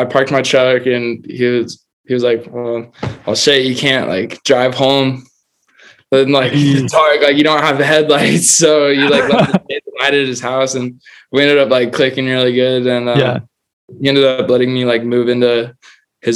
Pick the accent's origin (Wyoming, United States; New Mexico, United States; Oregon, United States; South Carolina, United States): Wyoming, United States; Cheyenne; moved away as an adult; now in Fort Collins, United States; I was born in Cheyenne, Wyoming